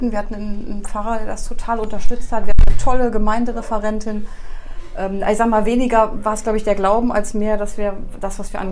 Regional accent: Refrath, North Rhine-Westphalia, Germany; also born or lived in Porz; also ich bin in Ports nur geboren und habe die ersten zwei Jahre da verbracht. Und dann bin ich nach

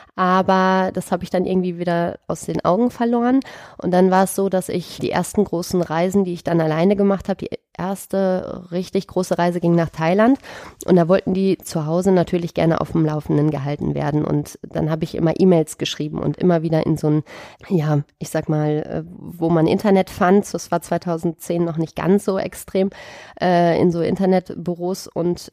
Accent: Sauerland, North Rhine-Westphalia, Germany; moved away as an adult; also born or lived in Düsseldorf / Dortmund / Cologne / Erftstadt; ich bin in Düsseldorf geboren, bin dann im Sauerland aufgewachsen

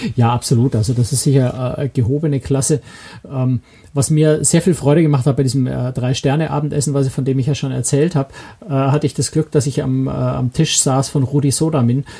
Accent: Germany; als Deutsche

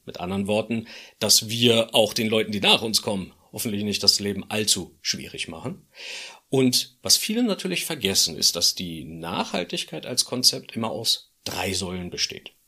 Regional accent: Berlin, Germany; als Berliner

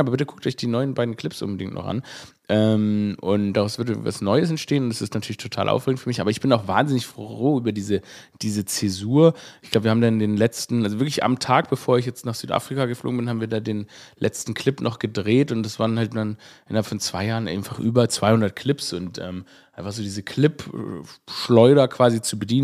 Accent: Stuttgart, Baden-Württemberg, Germany; moved away; meine Heimatstadt Stuttgart

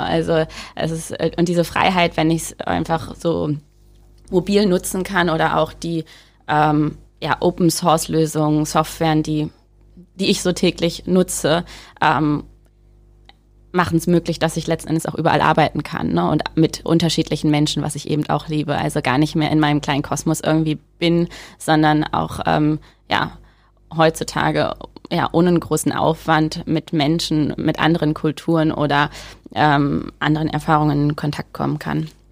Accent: Rehling, Bavaria, Germany; also born or lived in Wisconsin, United States; in den Ort in Rehling, wo ich aufgewachsen bin

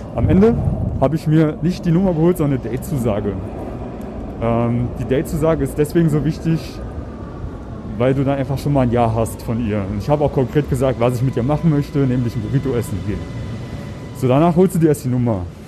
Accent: Germany; now in Vienna, Austria; ich bin Deutscher, Piefke

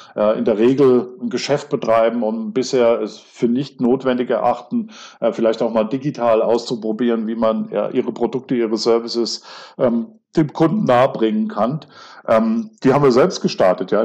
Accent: Kaiserslautern, Rhineland-Palatinate, Germany; ich bin in der Stadt geboren

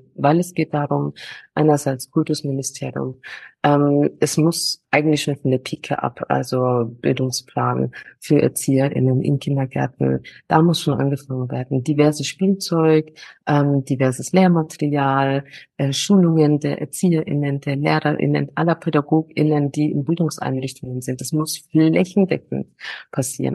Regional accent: Nuremberg, Bavaria, Germany; moved away as an adult; now in Ghana; ich habe meine Heimat auf jeden Fall in Nürnberg

